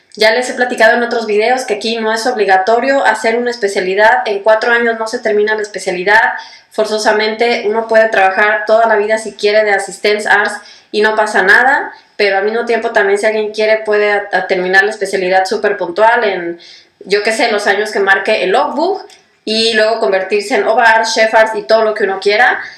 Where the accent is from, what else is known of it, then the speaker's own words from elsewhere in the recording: Mexico; moved away as an adult; now in Germany; soy mexicana y además de aventurarme en el mundo de la medicina, también decidí mudarme a Alemania a hacer mi especialidad médica.